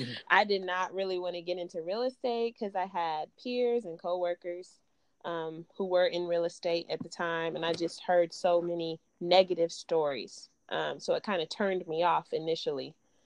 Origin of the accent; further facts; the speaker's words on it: San Antonio, Texas, United States; also born or lived in Alabama; now in Louisville, United States; because again, I'm from Texas. So San Antonio, 1.1 million people, the population.